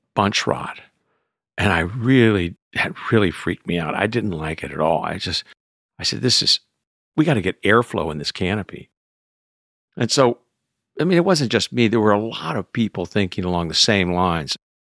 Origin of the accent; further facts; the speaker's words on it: Texas, United States; now in California, United States; being a Texan